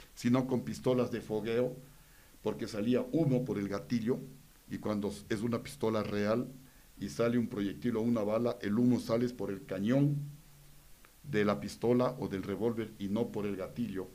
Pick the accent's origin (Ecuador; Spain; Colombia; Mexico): Ecuador